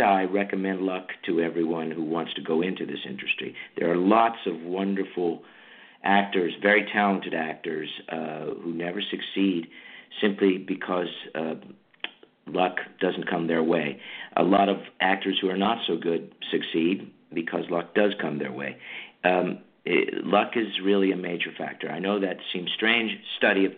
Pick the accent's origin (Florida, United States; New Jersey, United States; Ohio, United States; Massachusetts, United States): New Jersey, United States; also born or lived in Santa Monica / New York City; now in Los Angeles, United States; back to the East Coast, because I'm from New Jersey